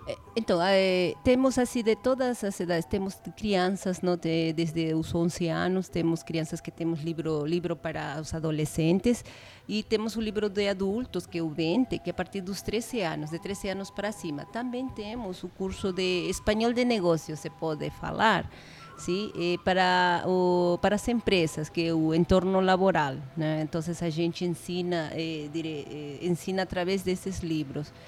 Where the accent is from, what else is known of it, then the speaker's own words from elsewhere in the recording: Peru; first language Spanish; Portuguese is a second language; moved away as an adult; now in São José dos Campos, Brazil; Nosotros los peruanos